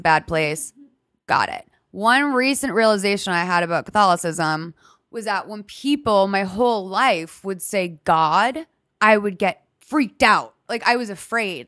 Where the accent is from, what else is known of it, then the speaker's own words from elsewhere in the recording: Lexington, Massachusetts, United States; I'm from a suburb twenty minutes from Boston